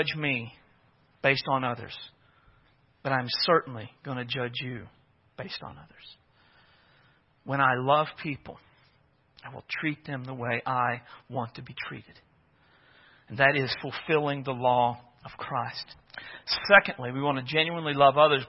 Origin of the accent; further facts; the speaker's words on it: Oklahoma, United States; moved away; I was from Oklahoma